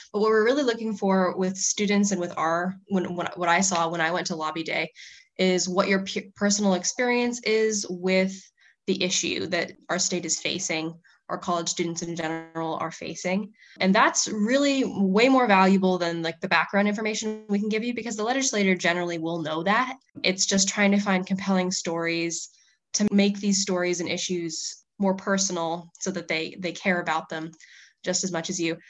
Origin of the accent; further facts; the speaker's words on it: Whidbey Island, Washington, United States; I'm from Woodby Island, Washington